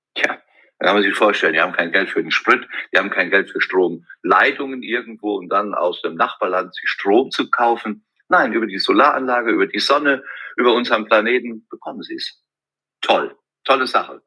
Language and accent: German; Westerwald, Rhineland-Palatinate, Germany; von meiner Heimat im Westerwald